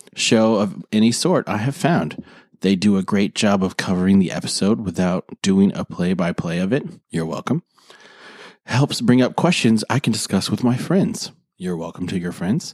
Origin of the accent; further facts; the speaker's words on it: South Dakota, United States; I'm from South Dakota.